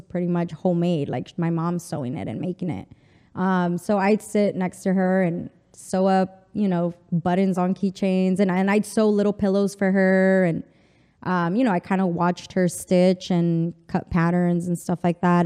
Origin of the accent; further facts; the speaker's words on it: El Paso, Texas, United States; first language Spanish; English is a second language; moved away as an adult; also born or lived in Mexico City / Chihuahua; now in New York, United States; I'm from the border. I'm from El Paso, Texas